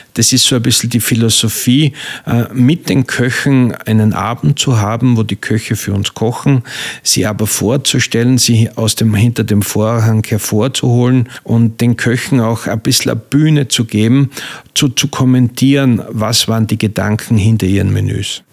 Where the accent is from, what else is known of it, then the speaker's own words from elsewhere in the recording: Styria, Austria; also born or lived in South Africa / Switzerland / Baden bei Wien; now in Pörtschach am Wörthersee, Austria; ich bin ein geborener Steirer